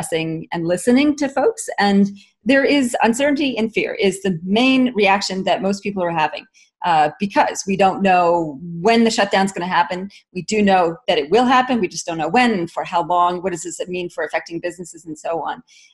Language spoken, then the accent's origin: English; Canada; now in Australia; I'm Canadian originally, and I've been in Australia for since 1996